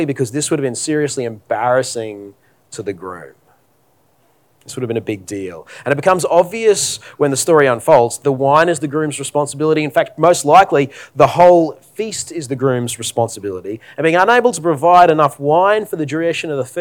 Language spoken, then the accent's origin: English; Australia; As an Australian